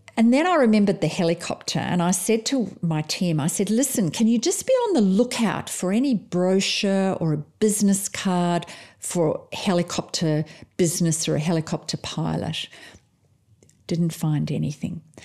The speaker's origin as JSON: {"language": "English", "country": "South Africa", "tie": "born or raised there", "moved": "yes", "lives_now": "Perth, Australia", "said": "I'm actually originally from South Africa"}